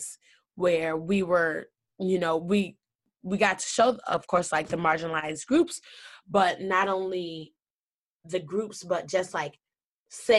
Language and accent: English; Madison, Wisconsin, United States; also born or lived in Detroit, Michigan; my mother and I moved to Madison. And so I graduated from like Madison Public Schools. So I grew up not too far from campus.